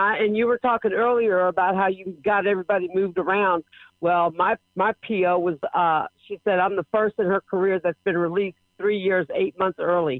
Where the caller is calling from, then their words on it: Trinity, Texas, United States; I'm calling from Trinity, Texas. I just got transferred from Pearland, Texas